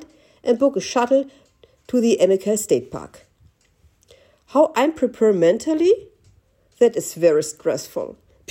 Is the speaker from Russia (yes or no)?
no; Germany; Berlin is 4 hours drive away from my hometown